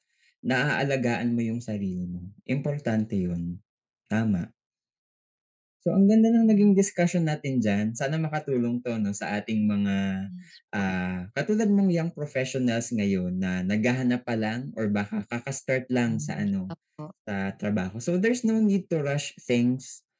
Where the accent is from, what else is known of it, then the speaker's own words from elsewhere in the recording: Philippines; tayo bilang isang Pinoy